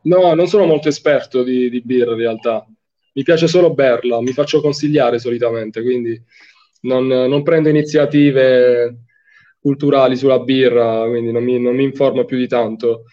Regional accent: Fasano, Apulia, Italy; Io sono di Fasano, in provincia di Brindisi

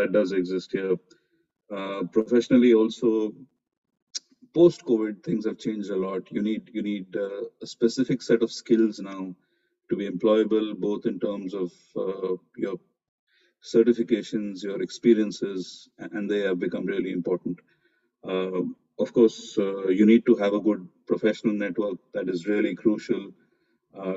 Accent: Mumbai, Maharashtra, India; moved away as an adult; now in Dubai, United Arab Emirates; I'm born and brought up in Mumbai, I love the place

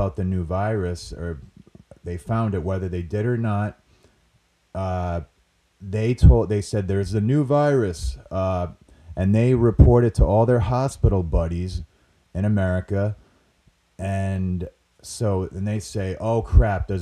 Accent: Rhode Island, United States; accent: Rhode Island / New England

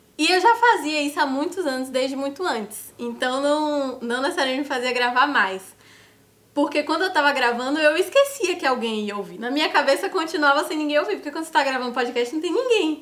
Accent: Salvador, Bahia, Brazil; moved away as an adult; now in São Paulo, Brazil; eu sou de Salvador, Bahia

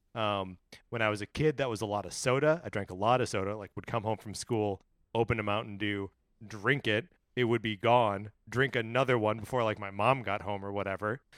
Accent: Wisconsin, United States; from my home state of Wisconsin

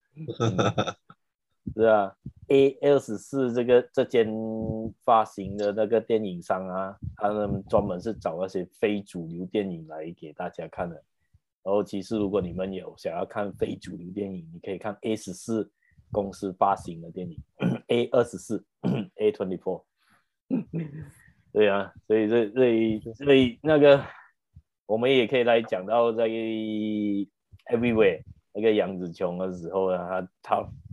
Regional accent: Malaysia; accent: Malaysian; 我们马来西亚人的口音

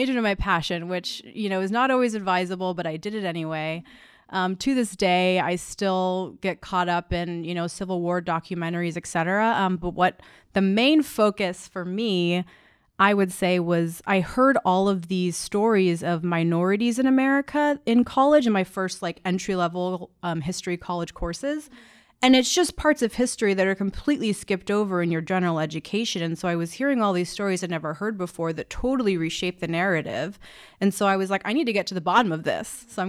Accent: Palmdale, California, United States; moved away as an adult; also born or lived in San Francisco; Palmdale, California.

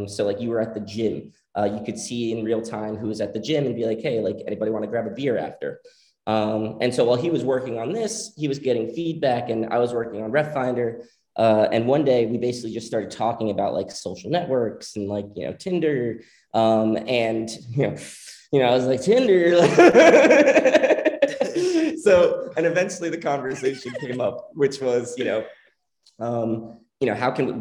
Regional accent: Miami, Florida, United States; moved away as an adult; also born or lived in New York; I grew up in Miami, Florida, moved to New York for college

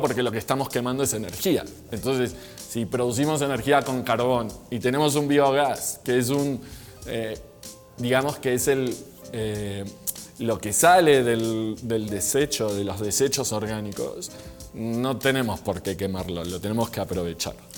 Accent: Argentina; now in Mexico; soy argentino, Vivo en México hace 21 años.

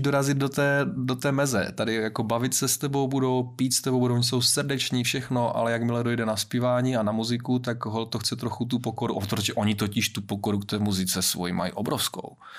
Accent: Valašské Meziříčí, Zlín Region, Czechia; jsem Valach

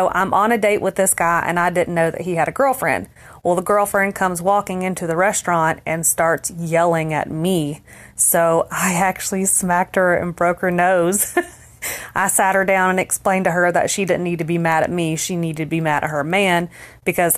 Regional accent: Dallas, Texas, United States; I was raised in the South, obviously, Dallas, Texas

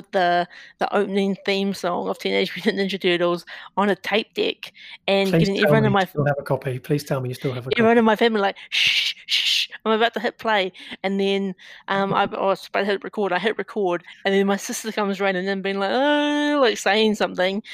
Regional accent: Napier, Hawke's Bay, New Zealand; growing up in New Zealand, we only had two TV channels

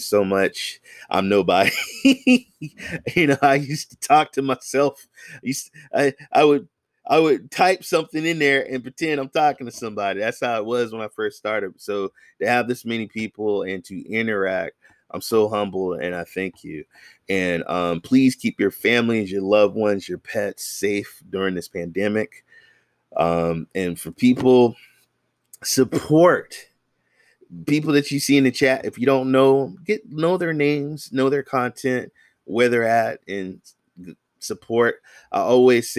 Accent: the Bay Area, California, United States; I'm from the Bay Area, San Francisco, Oakland, Marin, Hayward, Fremont

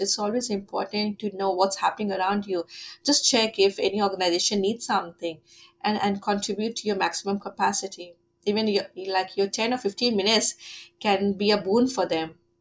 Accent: Delhi, India; moved away as an adult; now in Wagga Wagga, Australia; coming from india

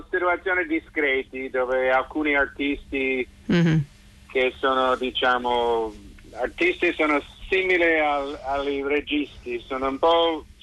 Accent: San Francisco, California, United States; Sono, perché sono di San Francisco, sono abituato ai terremoti

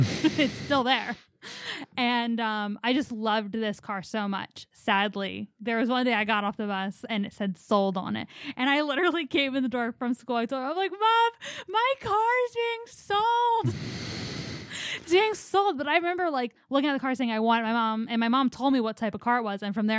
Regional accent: Philadelphia, Pennsylvania, United States; in like the neighborhood I grew up in Philly, it is known for one thing

